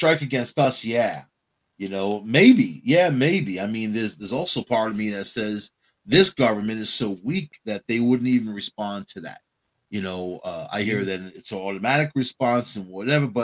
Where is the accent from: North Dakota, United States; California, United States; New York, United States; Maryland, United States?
New York, United States; Rockville Centre; I grew up on Long Island, man, New York City